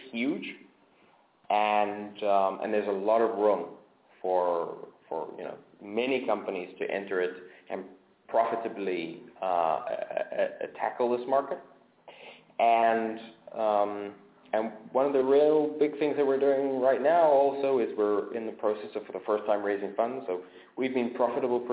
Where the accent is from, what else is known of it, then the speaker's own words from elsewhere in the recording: South Africa; moved away; I grew up in South Africa, and South Africa, when I was growing up, and still has massive capital controls